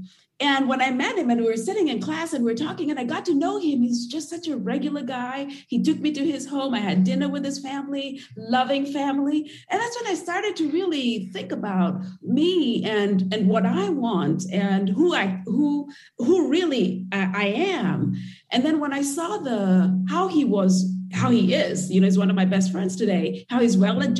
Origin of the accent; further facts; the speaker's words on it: Nairobi, Kenya; moved away as an adult; So I grew up in Kenya and in Nairobi, as I mentioned earlier, and it's not a very open society.